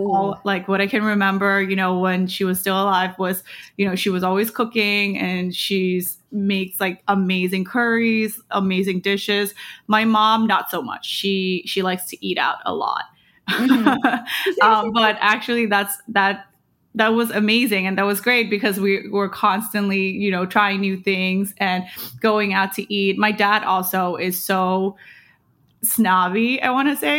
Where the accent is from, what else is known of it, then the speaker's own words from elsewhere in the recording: Thailand; also born or lived in United States; now in New York City, United States; I moved to Thailand when I was 2 years old.